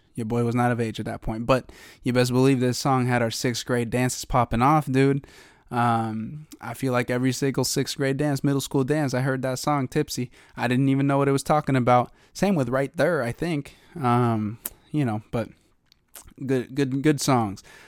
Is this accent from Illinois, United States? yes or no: no; eastern Washington, United States; now in Seattle, United States; back home in eastern Washington, uh, to my hometown